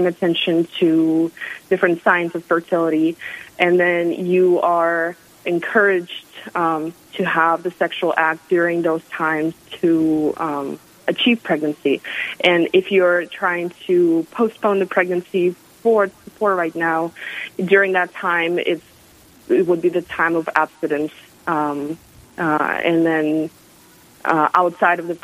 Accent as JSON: {"language": "English", "country": "Russia", "moved": "as an adult", "lives_now": "South Dakota, United States", "said": "I'm originally from Russia, but in August will be 10 years since I moved to America."}